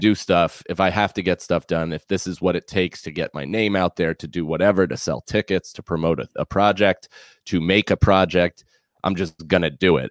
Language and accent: English; outside New York City, United States; moved away; I was born in New York City, I was raised outside of the city, but would constantly come in because my father was, uh, w, has, has worked in the city my entire life.